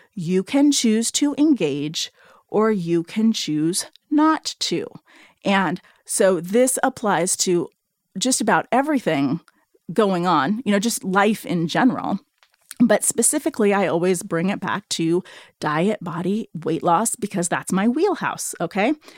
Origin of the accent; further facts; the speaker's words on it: Seattle, Washington, United States; I'm from Seattle. I live in, I'm living in the Seattle area